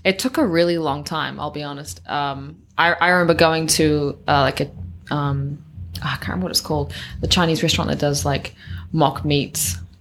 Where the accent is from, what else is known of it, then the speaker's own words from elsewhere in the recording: New Zealand; growing up in New Zealand, you're always around farms